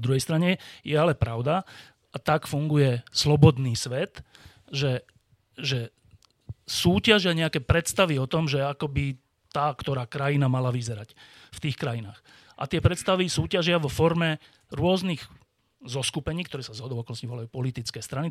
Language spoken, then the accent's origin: Slovak; Bratislava, Bratislava Region, Slovakia; Ja som sa narodil na Slovensku, túto v Petržalke v Bratislave